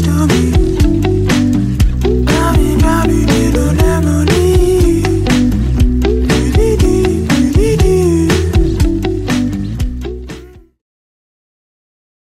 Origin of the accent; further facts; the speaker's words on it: Trenton, New Jersey, United States; moved away as an adult; also born or lived in Baltimore; Trenton is my hometown. Mercer County is my hometown